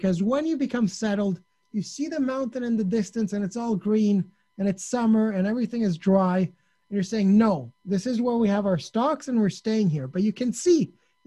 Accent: Sicily, Italy; I'm from Sicily, which has a lot of history

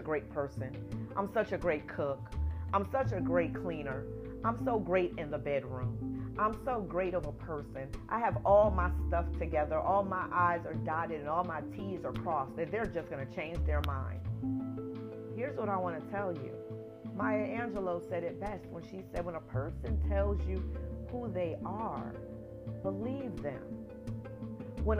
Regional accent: New Jersey, United States; moved away as an adult; also born or lived in Atlanta, Georgia; I am from New Jersey.

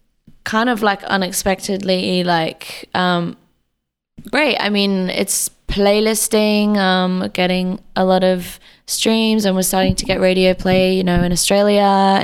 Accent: Derby, East Midlands, United Kingdom; I guess growing up in England was like very Britpop and rock and stuff.

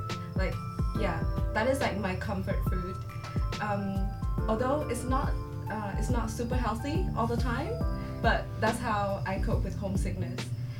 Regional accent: Vietnam; moved away as an adult; I'm from Vietnam

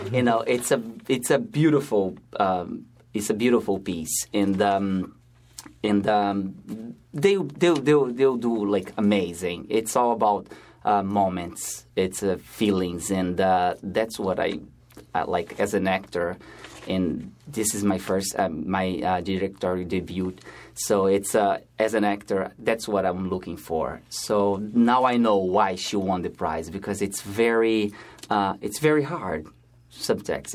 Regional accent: Brazil; moved away as an adult; now in New York, United States; I'm originally from Brazil

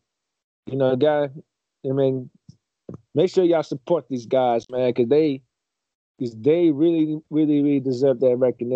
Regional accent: Hinesville, Georgia, United States; the people in Hinesville that doing their thing, man, in my hometown

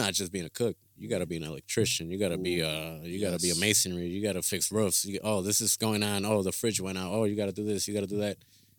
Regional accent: Chicago, Illinois, United States; moved away; I'm from Chicago.

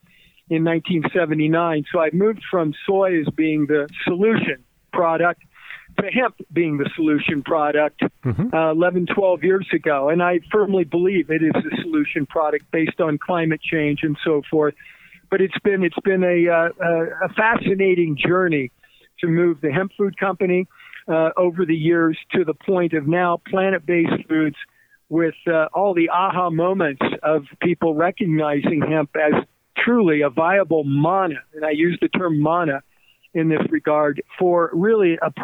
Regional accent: Midwest, United States; I grew up in the Midwest.

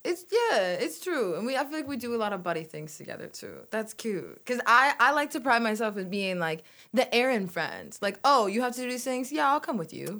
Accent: Salt Lake City, Utah, United States; moved away as an adult; now in Michigan, United States; raised in Salt Lake City

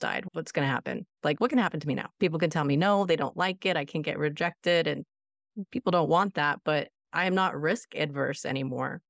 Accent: Florida, United States; also born or lived in Outer Boston area, Massachusetts; I'm in Florida, and I've been here since I was five. We are from the Outer Boston area, and our family were New Englanders

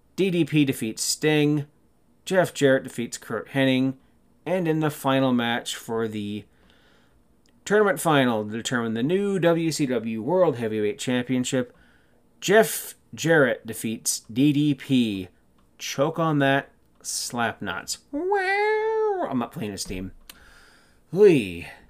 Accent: Canada; being Canadian

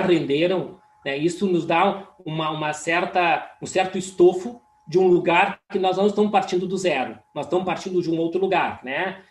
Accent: Caxias do Sul, Rio Grande do Sul, Brazil; Caxias, que é uma região onde eu nasci

